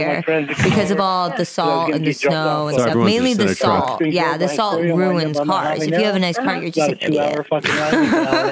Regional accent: Nebraska, United States; I'm from Nebraska

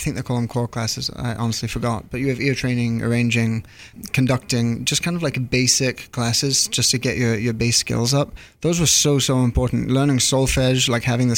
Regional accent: Connecticut, United States; also born or lived in Worcester, England / Hereford, England / Boston; now in New York, United States; I grew up in Connecticut

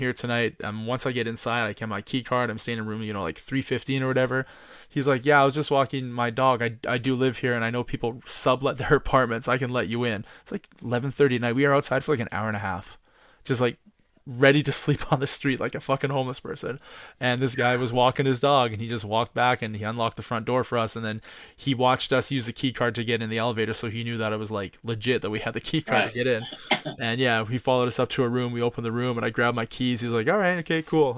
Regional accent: Canada; we're from Canada

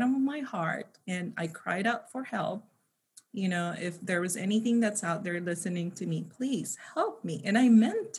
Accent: Philippines; moved away as an adult; also born or lived in United States; now in California, United States; I was born and raised in the Philippines. So I spent half of my life there and I pretty much grew up in poverty.

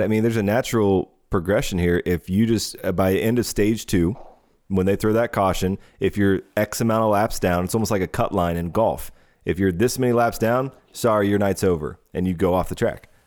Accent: Columbus, Ohio, United States; we're both from Columbus

